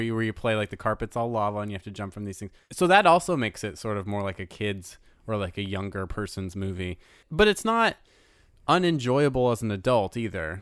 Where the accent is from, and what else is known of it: United States